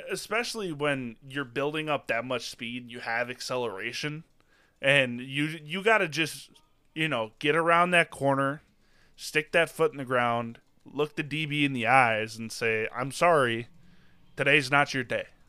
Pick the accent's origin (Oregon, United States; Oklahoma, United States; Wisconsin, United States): Wisconsin, United States; born and raised in Wisconsin